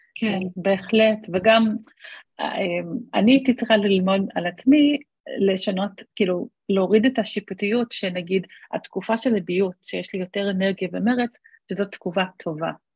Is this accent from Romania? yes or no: no; Australia; moved away as an adult; now in Israel; אני בארץ מעל עשרים וחמש שנה, אבל גדלתי באוסטרליה